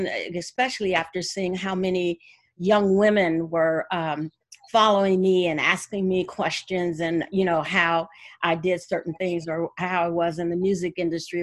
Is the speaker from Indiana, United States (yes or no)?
yes; Gary, Indiana, United States; I am from Gary, Indiana